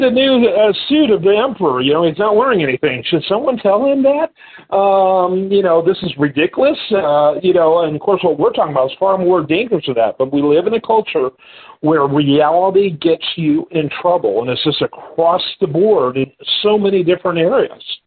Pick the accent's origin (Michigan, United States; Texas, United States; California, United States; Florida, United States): Michigan, United States; I'm from Michigan